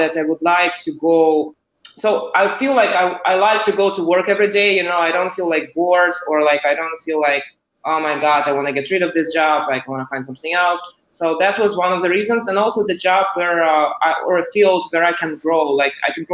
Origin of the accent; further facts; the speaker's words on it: Ukraine; moved away as an adult; now in San Francisco, United States; I am originally from Ukraine, and so I came to U.S.